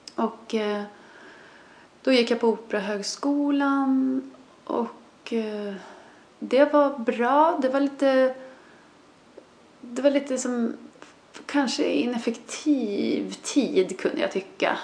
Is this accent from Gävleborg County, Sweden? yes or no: no; Sörmland, Södermanland, Sweden; also born or lived in Canada; som vi säger hemma i Sörmland